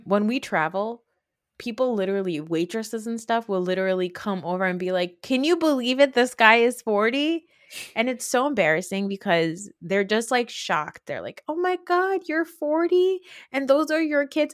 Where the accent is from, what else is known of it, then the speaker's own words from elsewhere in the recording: United States; also born or lived in West Orange, New Jersey; as an American, as a Muslim American